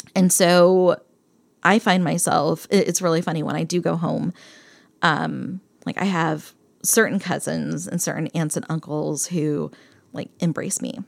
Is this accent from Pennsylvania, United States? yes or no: yes; Bethlehem, Pennsylvania, United States; moved away; I grew up in Bethlehem, Pennsylvania